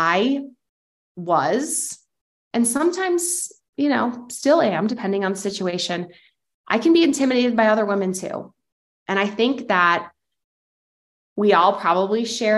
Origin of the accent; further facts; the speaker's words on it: Lakeville, Illinois, United States; my hometown of Lakeville, Illinois